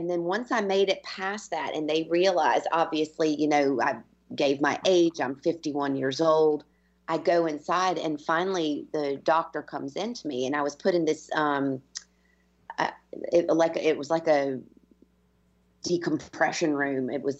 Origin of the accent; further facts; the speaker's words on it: United States; now in Ireland; I've been Irish, been in Ireland for 20 years, and I'm as Irish as they come at this stage, but I am also American.